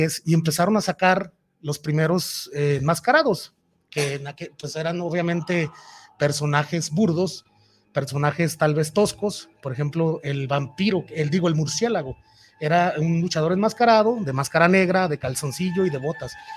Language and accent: Spanish; Guadalajara, Jalisco, Mexico; Yo soy de aquí de Guadalajara